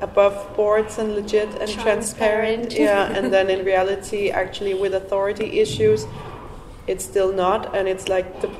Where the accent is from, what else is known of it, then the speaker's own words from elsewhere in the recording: Denmark; now in Helsinki, Finland; I used to be very politically active growing up in Denmark